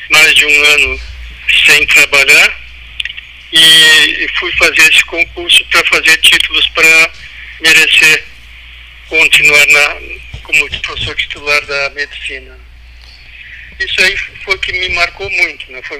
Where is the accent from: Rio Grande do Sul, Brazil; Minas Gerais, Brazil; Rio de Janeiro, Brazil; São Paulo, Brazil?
Rio Grande do Sul, Brazil; Pelotas; Sim, sou nascido em Pelotas.